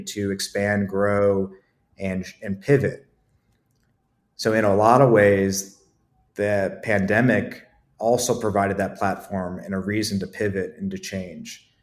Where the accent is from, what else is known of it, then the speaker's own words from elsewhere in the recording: Akron, Ohio, United States; moved away as an adult; also born or lived in Columbus, Ohio; now in Asheville, United States; I'm from Ohio originally, from Akron, Ohio